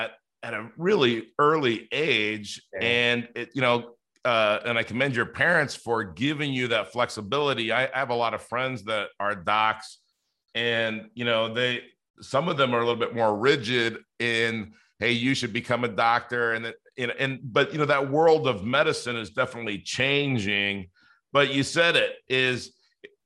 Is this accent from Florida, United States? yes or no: no; Los Angeles, California, United States; I grew up in Los Angeles in the inner city